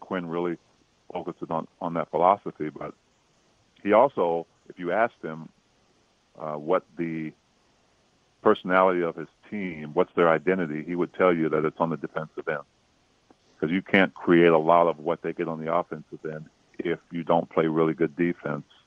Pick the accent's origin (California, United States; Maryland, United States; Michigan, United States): Maryland, United States; Prince George's County; I grew up in Prince George's County, Maryland